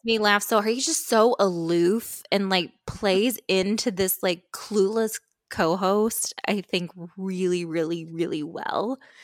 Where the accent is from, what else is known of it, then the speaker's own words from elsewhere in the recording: Austin, Indiana, United States; moved away as an adult; the reigning sesquicentennial queen of the city of Austin, Indiana